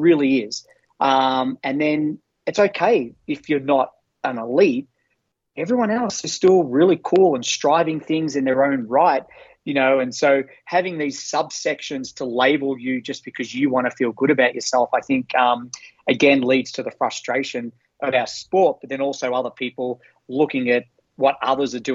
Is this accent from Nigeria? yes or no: no; Australia; moved away as an adult; now in United States; we're all Australians.